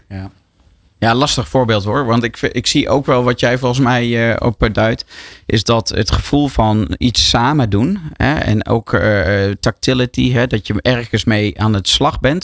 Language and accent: Dutch; Netherlands; also born or lived in New York